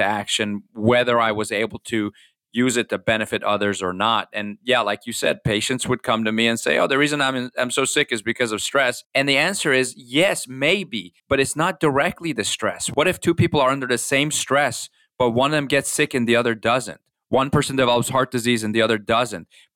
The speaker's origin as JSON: {"language": "English", "country": "Iran", "tie": "born or raised there", "moved": "yes", "lives_now": "United States", "said": "I grew up in Iran during the revolution"}